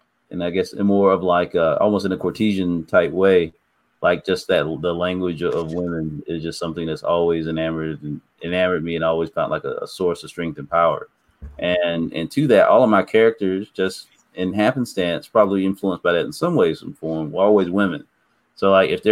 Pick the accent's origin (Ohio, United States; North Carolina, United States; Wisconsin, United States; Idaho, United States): North Carolina, United States; Snow Hill; I'm from Snow Hill, North Carolina.